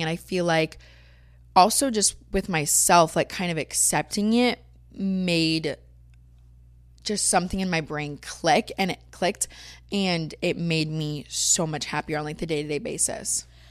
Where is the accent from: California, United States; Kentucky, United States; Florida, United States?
Florida, United States; moved away as an adult; now in Los Angeles, United States; growing up in Florida, I've always been blonde